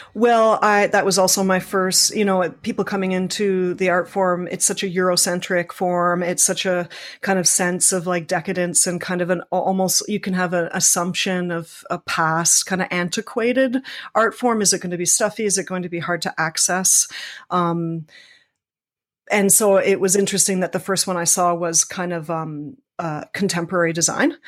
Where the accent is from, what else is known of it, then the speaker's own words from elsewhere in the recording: Toronto, Ontario, Canada; I grew up in Scarborough